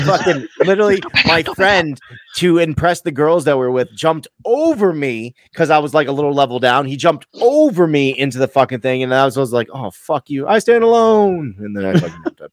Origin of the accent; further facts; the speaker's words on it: United States; I'm American